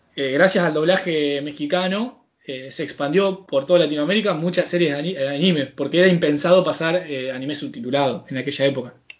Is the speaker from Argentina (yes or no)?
yes; Argentina; yo ya saben que soy argentino